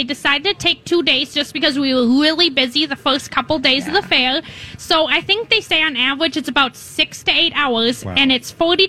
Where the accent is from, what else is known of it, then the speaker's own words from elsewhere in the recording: Byron, Minnesota, United States; I'm from Byron, Minnesota, so I'm about 15 minutes from Rochester, so very close by, about an hour and a half south of here. And I live on my family's dairy farm. We have about 95 cows. And so I grew up feeding calves, milking cows.